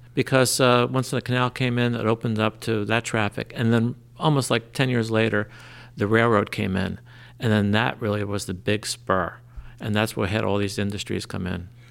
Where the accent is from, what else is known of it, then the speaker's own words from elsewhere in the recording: Trenton, New Jersey, United States; also born or lived in New Brunswick, New Jersey; now in Lambertville, United States; I grew up in Trenton.